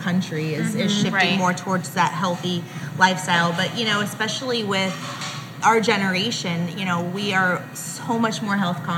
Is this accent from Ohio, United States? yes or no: yes; Columbus, Ohio, United States; moved away as an adult; I grew up in Columbus, born and raised